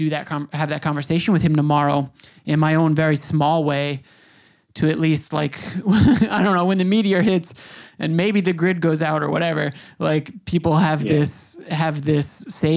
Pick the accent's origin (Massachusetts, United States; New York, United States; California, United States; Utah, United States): New York, United States; Long Island; now in New York City, United States; as a kid from New York, I grew up on Long Island. I've spent my adult life in the city